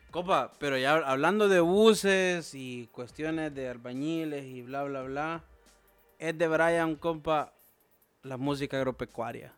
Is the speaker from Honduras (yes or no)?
yes; Honduras; todos somos hondureños